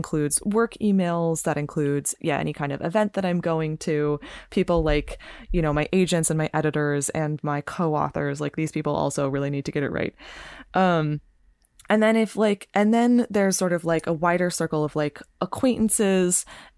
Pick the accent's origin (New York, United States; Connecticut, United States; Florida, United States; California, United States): California, United States; I'm from California